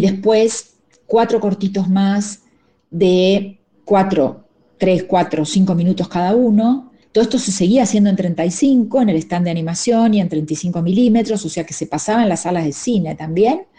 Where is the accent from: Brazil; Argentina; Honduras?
Argentina; accent: Argentine; moved away; also born or lived in Mexico; mi acento argentino